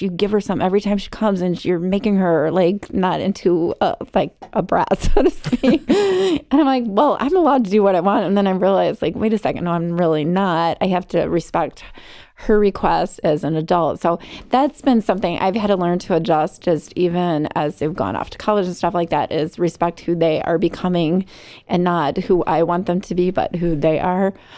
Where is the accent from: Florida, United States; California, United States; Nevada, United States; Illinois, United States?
Illinois, United States; Arlington Heights; now in Barrington, United States; I grew up in um, Arlington Heights